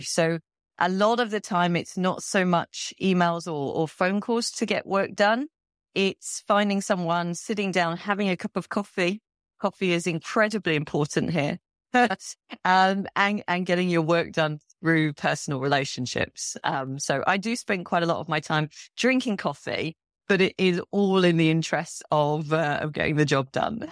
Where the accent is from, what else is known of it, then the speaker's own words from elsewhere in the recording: London, United Kingdom; moved away as an adult; also born or lived in Malaysia / India / Afghanistan / Qatar; now in Saudi Arabia; I'm from London